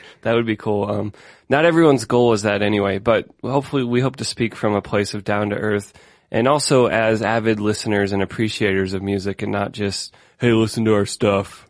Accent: Denver, Colorado, United States; I'm from Denver, Colorado

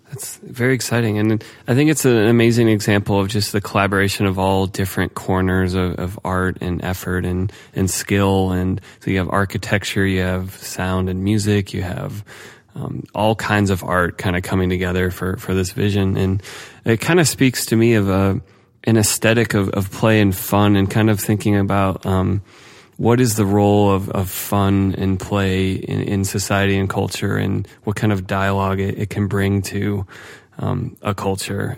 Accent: Ohio, United States; I grew up in Ohio

